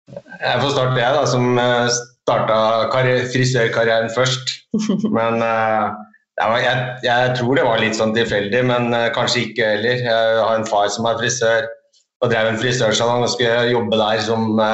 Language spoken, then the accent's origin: Norwegian; Hamar, Innlandet, Norway; Du, det er i Hamar. Det er der jeg kommer fra.